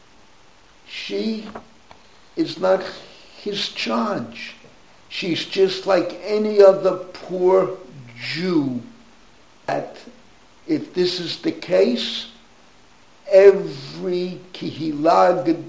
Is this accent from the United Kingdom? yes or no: no; United States; moved away as an adult; now in Israel; I'm an American rabbi by makar, from, how would I say that, from inception, from birth